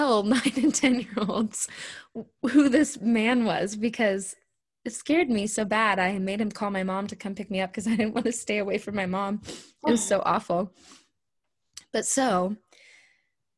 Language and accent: English; Wichita, Kansas, United States; my hometown in Wichita, Kansas.